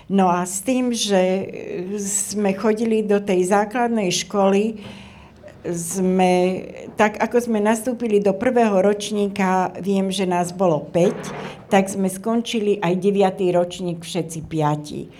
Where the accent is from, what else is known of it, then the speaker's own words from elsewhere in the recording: Slovakia; bolo ščítanie ľudu, my sme boli Slováci, my sme neboli Rómovia.